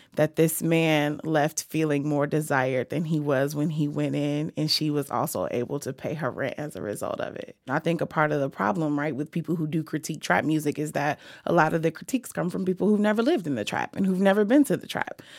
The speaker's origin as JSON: {"language": "English", "town": "Chicago", "region": "Illinois", "country": "United States", "said": "I am from Chicago. I've lived in h-, housing projects in Chicago"}